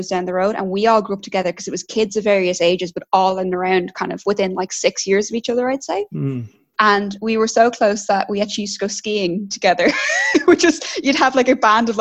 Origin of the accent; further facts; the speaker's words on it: Straffan, County Kildare, Ireland; also born or lived in Dublin; I'm originally from Kildare, so I grew up in Kildare, in Strafford